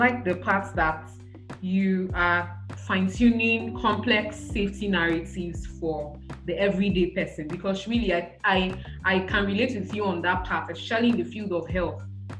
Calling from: Niue; Like, as we're having this conversation, I'm calling you from Niue.

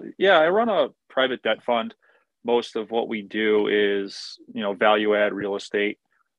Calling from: Connecticut, United States; I'm in Connecticut. I'm getting the same storm as you are, except mine's all ice.

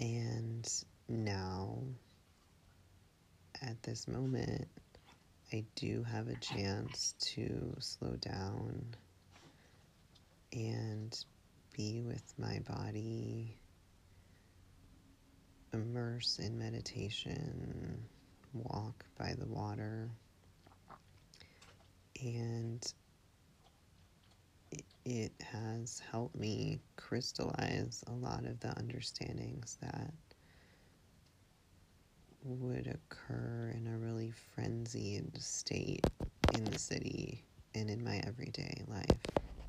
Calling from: Marshfield, Massachusetts, United States; I'm calling from Marshfield, Massachusetts.

